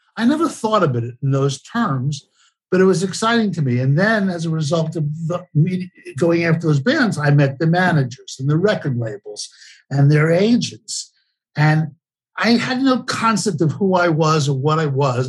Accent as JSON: {"language": "English", "town": "New York City", "region": "New York", "country": "United States", "tie": "born or raised there", "said": "I was born and raised in the Bronx, New York"}